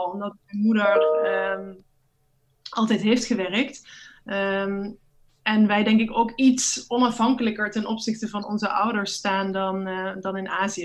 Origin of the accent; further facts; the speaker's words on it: Netherlands; moved away; Als Nederlandse vrouw